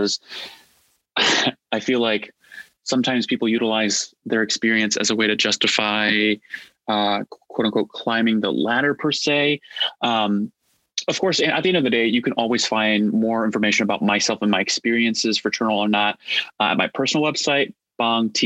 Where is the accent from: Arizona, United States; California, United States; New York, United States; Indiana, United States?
Indiana, United States; also born or lived in Nebraska; I was born in Nebraska and raised in Indiana, so spent most of my life around corn, flatland, and being a Midwesterner.